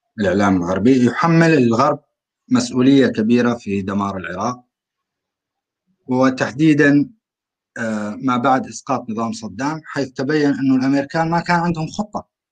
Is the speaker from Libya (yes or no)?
no; rural Aleppo, Aleppo Governorate, Syria; انا من سوريا